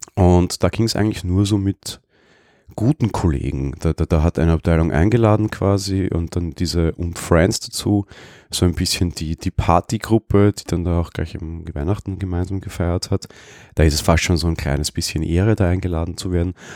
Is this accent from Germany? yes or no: no; Vienna, Austria; ich als Wiener.